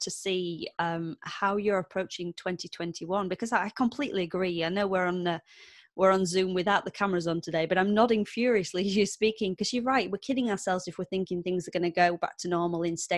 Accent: Wakefield, Yorkshire and the Humber, United Kingdom; I'm only from Wakefield, so I'm not far away

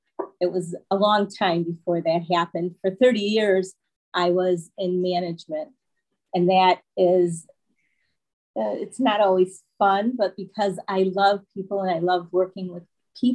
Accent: Michigan, United States; moved away as an adult; now in Florida, United States; We are originally from Michigan

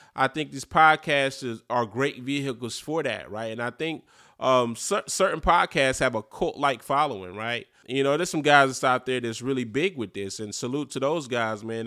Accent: Eastern North Carolina, United States; growing up in Eastern North Carolina in a small city

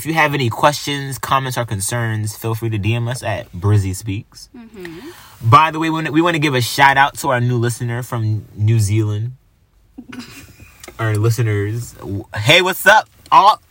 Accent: Greenville, United States; we grew up in Greenville, where everyone was already in a relationship since, like, elementary school

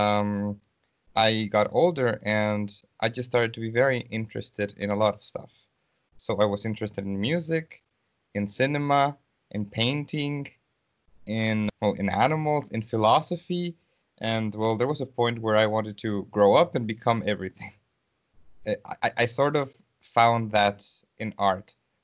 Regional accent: Mexico; moved away as an adult; also born or lived in St. Petersburg, Russia; now in Russia; I am not in my country. I am from Mexico, so right now I am in Russia.

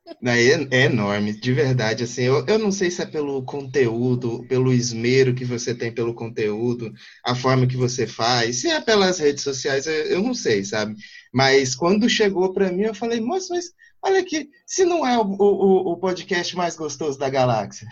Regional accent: interior of Goiás, Brazil; sou aqui do interior de Goiás

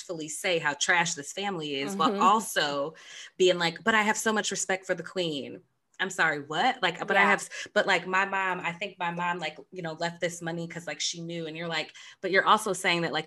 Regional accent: United States; us Americans

